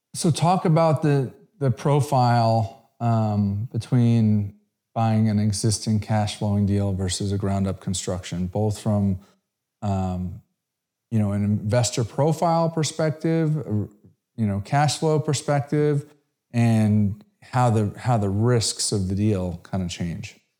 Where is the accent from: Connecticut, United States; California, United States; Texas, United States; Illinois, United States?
Connecticut, United States; also born or lived in South Florida; now in Dallas, United States; I grew up in Connecticut.